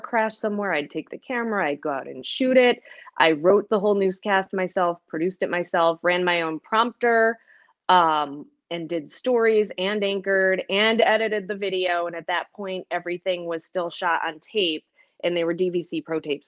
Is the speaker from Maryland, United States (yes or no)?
no; Manchester, Connecticut, United States; moved away as an adult; also born or lived in Cincinnati, Ohio / Great Falls, Montana; now in Western New York, United States; I grew up in Manchester, Connecticut. It's a suburb of Hartford.